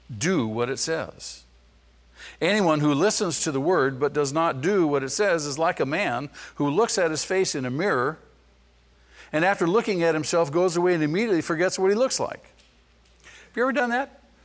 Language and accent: English; Manhattan Beach, California, United States; I was born in Manhattan Beach.